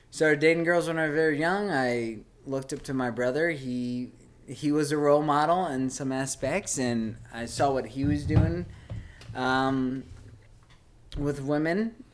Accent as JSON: {"language": "English", "region": "South East England", "country": "United Kingdom", "tie": "born or raised there", "said": "I'm from Kent. All right. I am from a small town, suburban town in Kent. I grew up in a cul de sac."}